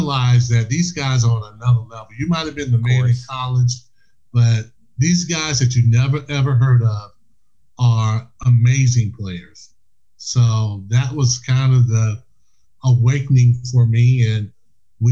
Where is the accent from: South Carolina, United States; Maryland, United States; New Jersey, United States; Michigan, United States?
South Carolina, United States; I was from South Carolina